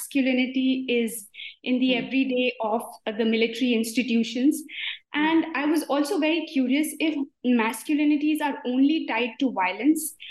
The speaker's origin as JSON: {"language": "English", "country": "India", "moved": "yes", "lives_now": "Freiburg, Germany", "said": "I am an academic from India, based now in Freiburg in Germany"}